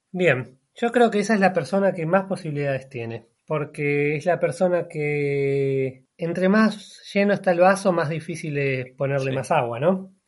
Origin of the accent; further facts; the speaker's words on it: Buenos Aires, Argentina; moved away as an adult; also born or lived in Cutral Có, Neuquén, Argentina; Yo nací en un pequeño pueblito de la Patagonia que se llama Cutralcó, o sea, al sur de Argentina, norte de la Patagonia. Pero viví casi toda mi vida en Buenos Aires. Básicamente soy más bonaerense que neuquino